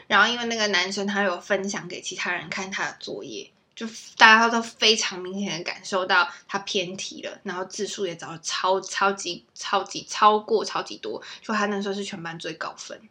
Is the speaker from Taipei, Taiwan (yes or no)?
no; Tainan, Taiwan; moved away as an adult; now in London, United Kingdom; 我是台南人，然后我从台南姐姐啊。对，我是台南来的